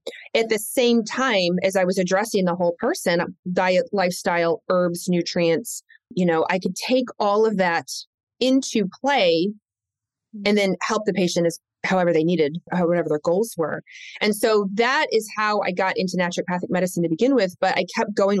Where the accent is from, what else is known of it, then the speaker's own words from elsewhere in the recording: Lexington, Kentucky, United States; also born or lived in Michigan; I was raised in Lexington, Kentucky. So I was raised in the South. I wasn't born there. I was born in the North, born in Michigan, but raised in Kentucky